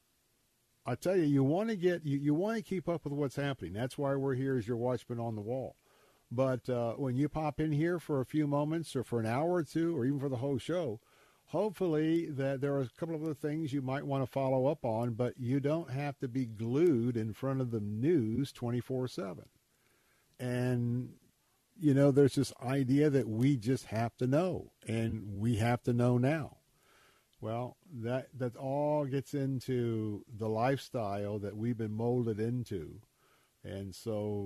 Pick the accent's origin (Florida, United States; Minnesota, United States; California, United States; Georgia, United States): Florida, United States; Tampa; where I grew up here in Tampa